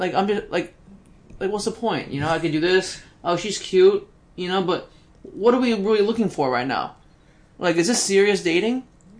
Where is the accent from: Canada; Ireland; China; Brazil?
Brazil; English is a second language; now in West Chester, United States; I'm from Brazil, but I'm living in Westchester, Pennsylvania.